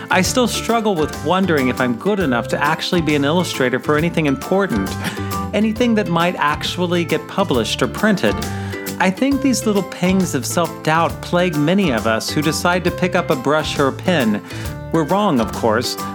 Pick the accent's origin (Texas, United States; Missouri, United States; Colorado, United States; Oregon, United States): Missouri, United States; Sweetest Day has been observed on the third Saturday in October in apparently just 11 states, including my home state of Missouri.